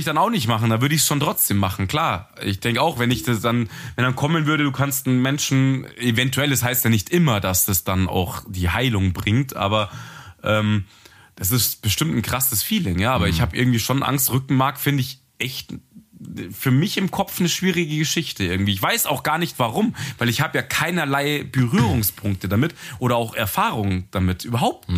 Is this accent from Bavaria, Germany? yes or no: yes; Munich, Bavaria, Germany; wir sind ja ähm, Münchner